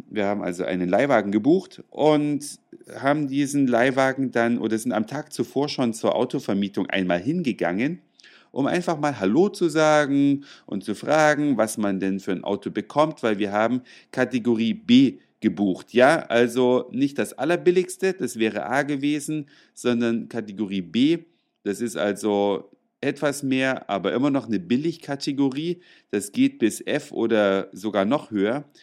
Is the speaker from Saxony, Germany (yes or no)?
no; Hamburg, Germany; wir sind aus Hamburg, ja, und da war er auch schon mal 1981